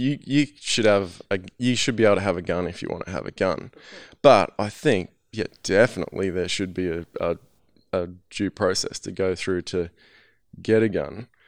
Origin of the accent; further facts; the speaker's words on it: Australia; I'm from Australia